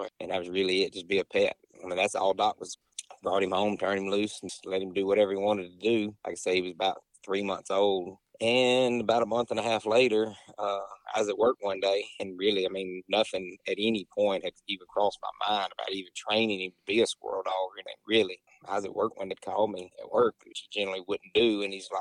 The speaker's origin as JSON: {"language": "English", "town": "Crystal Springs", "region": "Mississippi", "country": "United States", "said": "I'm from Crystal Springs. It's about probably 30 minutes south of Jackson"}